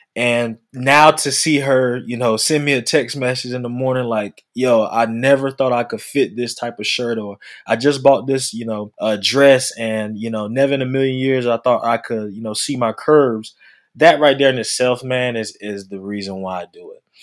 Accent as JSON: {"language": "English", "region": "North Carolina", "country": "United States", "moved": "yes", "lives_now": "Atlanta, United States", "said": "I'm from North Carolina."}